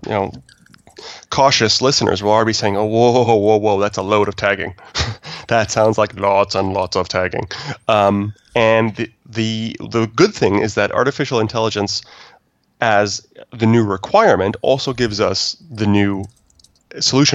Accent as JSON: {"language": "English", "country": "Canada", "said": "I'm Canadian"}